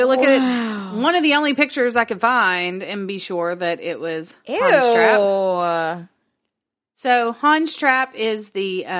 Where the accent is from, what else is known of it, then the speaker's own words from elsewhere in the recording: the South, United States; Well, I'm from the South. That's what happens.